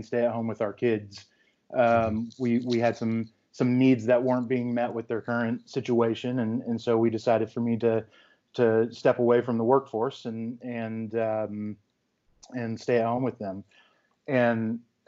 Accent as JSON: {"language": "English", "region": "Central Florida", "country": "United States", "tie": "born or raised there", "moved": "yes", "said": "I'm originally from Central Florida, and we had a pond in our backyard"}